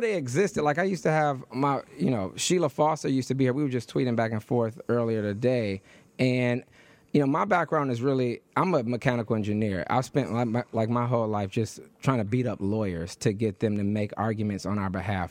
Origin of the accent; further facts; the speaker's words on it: Detroit, Michigan, United States; also born or lived in Harlem, New York; now in New York, United States; I was born, I was raised in Detroit